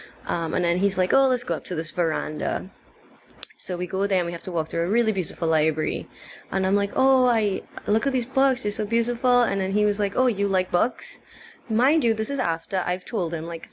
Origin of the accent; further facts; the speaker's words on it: Trinidad & Tobago; I was from Trinidad, he was like, I thought you were from India. And I'm like, no, I'm of Indian descent, but I'm in Trinidad.